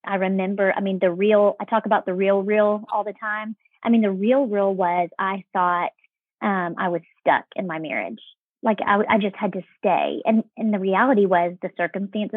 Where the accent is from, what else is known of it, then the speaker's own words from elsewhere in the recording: Texas, United States; moved away as an adult; I grew up in Texas